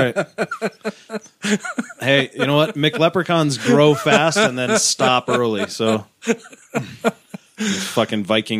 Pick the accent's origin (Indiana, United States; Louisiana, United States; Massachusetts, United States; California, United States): Massachusetts, United States; moved away; Because I'm from Massachusetts.